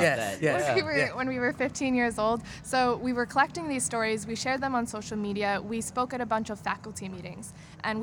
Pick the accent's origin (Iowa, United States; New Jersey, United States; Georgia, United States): New Jersey, United States; Princeton; we grew up in Princeton, New Jersey, which is this very academic kind of holier-than-thou